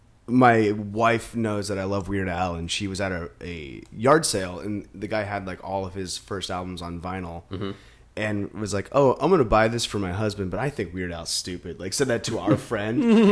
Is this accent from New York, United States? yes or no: no; Maine, United States; I grew up in Maine, in a place where it was not good to be weird.